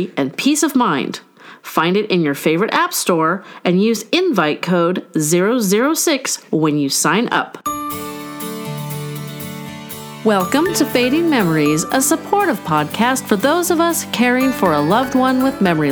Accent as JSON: {"language": "English", "region": "California", "country": "United States", "tie": "born or raised there", "said": "my home state of California"}